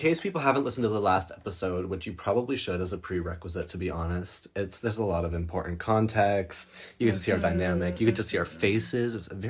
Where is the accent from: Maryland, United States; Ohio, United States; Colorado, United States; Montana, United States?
Colorado, United States; now in Europe; I have spent the last couple of weeks in the United States, which we do every summer since we've moved to Europe. We come back and we visit my hometown in Colorado.